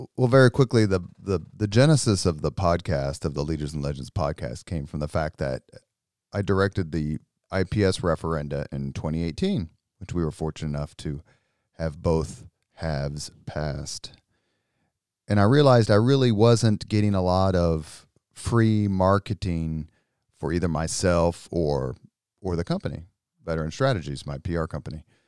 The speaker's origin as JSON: {"language": "English", "town": "Indianapolis", "region": "Indiana", "country": "United States", "tie": "born or raised there", "said": "I grew up on the East Side, went to four I P S schools, uh, lived in Irvington, graduated from Howell, nineteen eighty-six"}